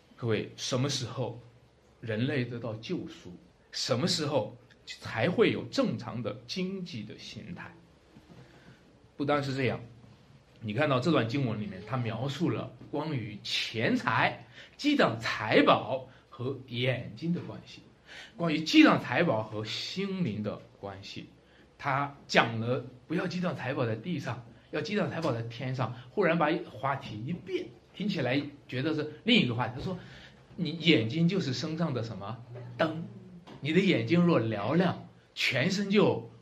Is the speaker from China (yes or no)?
yes; China; 我们中国人常常讲一句话哈